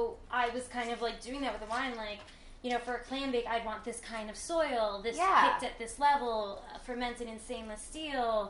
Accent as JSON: {"language": "English", "town": "Mantoloking", "region": "New Jersey", "country": "United States", "tie": "born or raised there", "said": "I grew up on the Jersey Shore, Maniloking"}